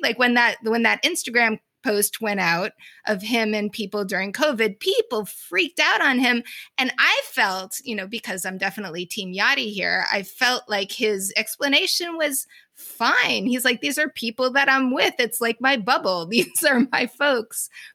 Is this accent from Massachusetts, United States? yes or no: yes; Boston, Massachusetts, United States; as a Bostonian